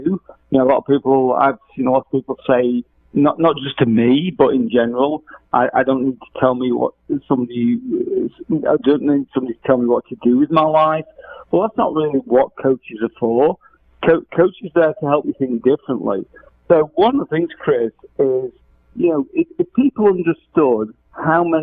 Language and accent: English; England, United Kingdom; accent: English; moved away as an adult; now in United States; you may tell from my accent, I'm English